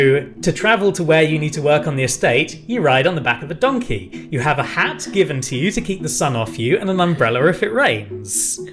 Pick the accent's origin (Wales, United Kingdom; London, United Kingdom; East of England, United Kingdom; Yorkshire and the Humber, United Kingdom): Yorkshire and the Humber, United Kingdom; I'm from Yorkshire, I am.